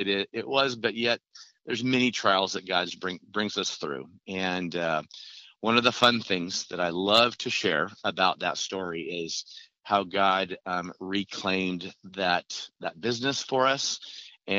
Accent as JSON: {"language": "English", "region": "Oregon", "country": "United States", "said": "I'm from Oregon"}